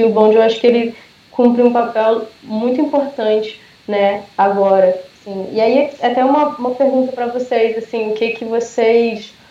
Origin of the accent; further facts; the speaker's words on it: Brazil; o fato de eu ter nascido do Brasil